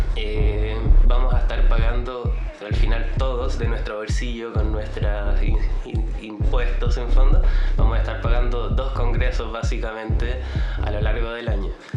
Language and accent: Spanish; Chile; como buen chileno